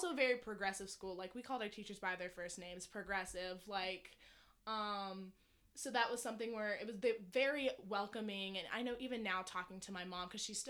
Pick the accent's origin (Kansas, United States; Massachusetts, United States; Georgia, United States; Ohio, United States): Georgia, United States; Decatur; I grew up in Decatur, which is right outside of Atlanta